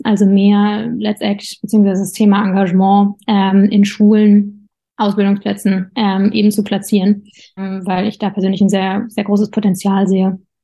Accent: Darmstadt, Hesse, Germany; von Berlin nach Darmstadt, wo ich herkomme

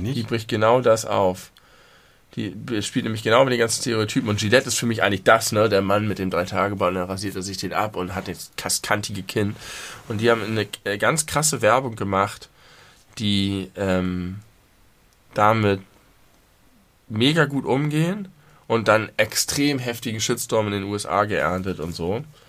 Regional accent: Germany; ich mich als Deutscher

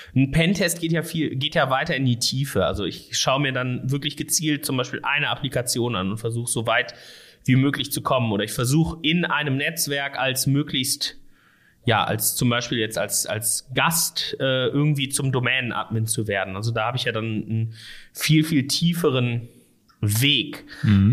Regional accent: Erkrath, North Rhine-Westphalia, Germany; moved away as an adult; also born or lived in Düsseldorf / Koblenz; now in Ruhr area, Germany; ich komme nicht aus, äh, aus Essen gebürtig oder aus Gelsenkirchen oder irgendwo aus dem Ruhrgebiet, sondern aus Erkrath tatsächlich.

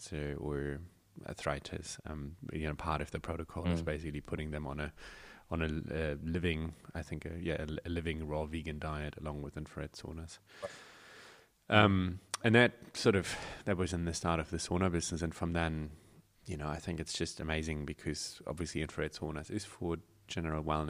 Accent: Germany; moved away as an adult; now in New Zealand; I was from Germany, came to New Zealand

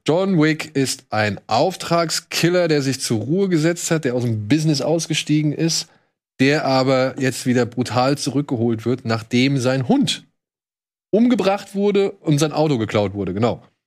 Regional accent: Wiesbaden, Hesse, Germany; moved away; meiner alten Heimatstadt Wiesbaden

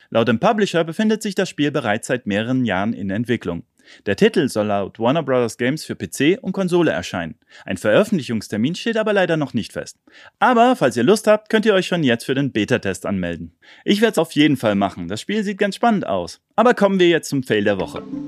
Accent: Germany; bei uns in Deutschland

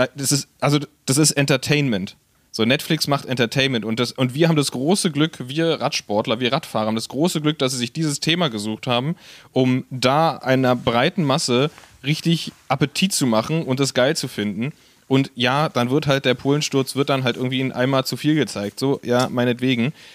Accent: Berlin, Germany; als Berliner

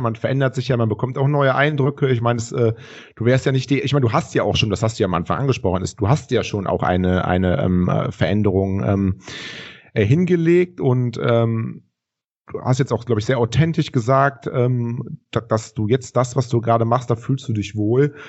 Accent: Rhineland, Germany; wir kommen aus dem Rheinland

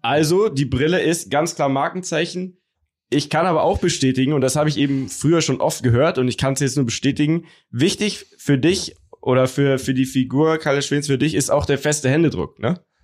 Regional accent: Munich, Bavaria, Germany; bei uns in München, wo, wo wir ja hauptsächlich herkommen

